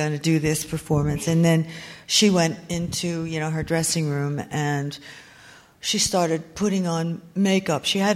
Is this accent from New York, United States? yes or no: no; New Jersey, United States; I grew up in New Jersey, mostly North Jersey